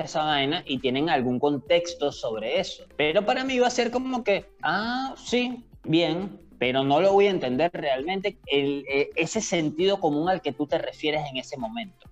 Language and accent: Spanish; Caracas, Capital District, Venezuela; somos de Caracas